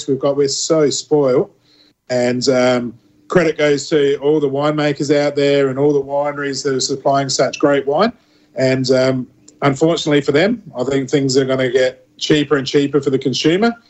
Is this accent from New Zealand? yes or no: no; McLaren Vale, South Australia, Australia; growing up in McLaren Vale